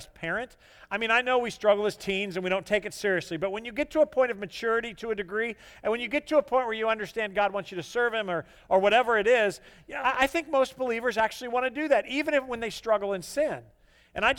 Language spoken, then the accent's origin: English; the Bible Belt, United States; growing up in the Bible Belt